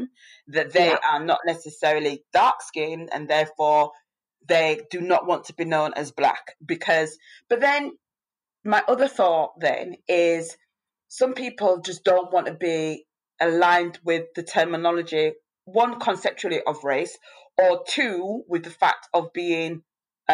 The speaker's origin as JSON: {"language": "English", "country": "United Kingdom", "tie": "born or raised there", "said": "I was born in the UK, so I'm Black British, but my parents are from the Caribbean."}